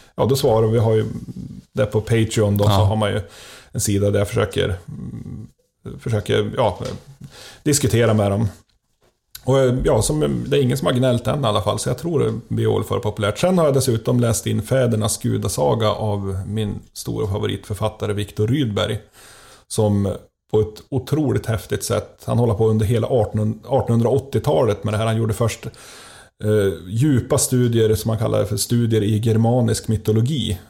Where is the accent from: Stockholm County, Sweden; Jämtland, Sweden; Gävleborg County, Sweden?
Gävleborg County, Sweden; Gränsfors; från min hemby Gränsfors